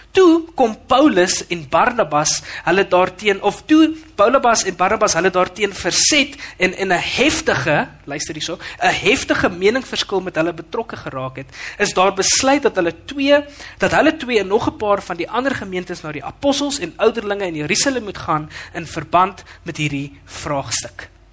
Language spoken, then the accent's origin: Afrikaans; Western Cape, South Africa; now in Midstream, South Africa; ek kom van die Kaap af